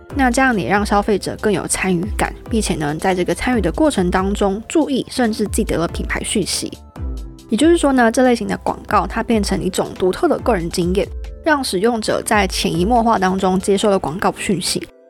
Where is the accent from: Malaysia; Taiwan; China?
Taiwan; 我们台湾人